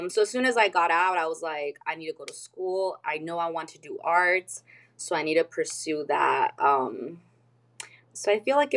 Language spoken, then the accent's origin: English; El Cajon, California, United States; I'm from San Diego, California. Not from the touristy part. I'm from like East County, El Cajon, California